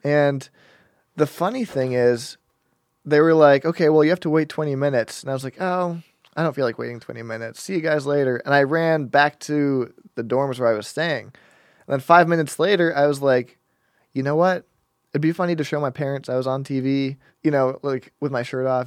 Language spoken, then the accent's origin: English; Denver, Colorado, United States; I was born in Denver, Colorado.